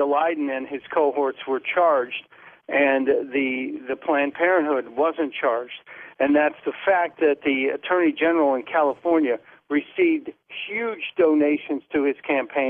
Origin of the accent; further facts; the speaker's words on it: Australia; What is your cultural background? I'm Australian.